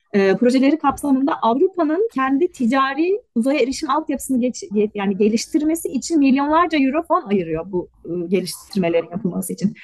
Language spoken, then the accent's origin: Turkish; Istanbul, Turkey; moved away as an adult; also born or lived in Belgium; now in Germany; İstanbul Serzef Lisesi mezunuyum. Sonra İTÜ Uzay Mühendisliği'nde lisans ve yüksek lisans e, bitirdim. Ondan sonra da Belçika'ya taşındım.